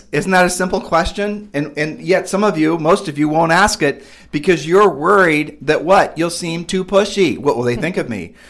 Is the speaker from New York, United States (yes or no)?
no; Ohio, United States; moved away as an adult; we grew up in Ohio, and then we've moved and, you know, traveled all over the country